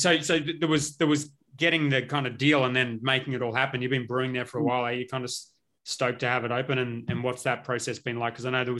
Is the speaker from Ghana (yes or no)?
no; Brisbane, Queensland, Australia; because I grew up in Brisbane.